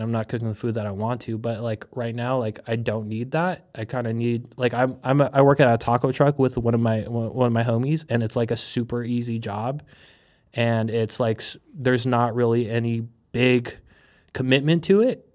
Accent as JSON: {"language": "English", "country": "United States", "tie": "born or raised there", "also_born_or_lived": "Hong Kong / Manila, Philippines"}